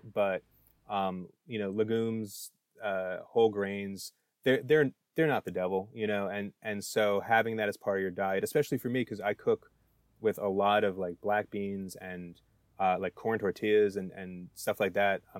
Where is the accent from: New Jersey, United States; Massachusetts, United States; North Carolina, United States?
New Jersey, United States; I'm I'm from New Jersey